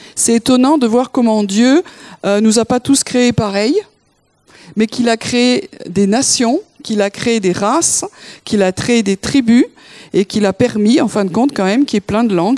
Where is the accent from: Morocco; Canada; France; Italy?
France; Nous, en tant que Français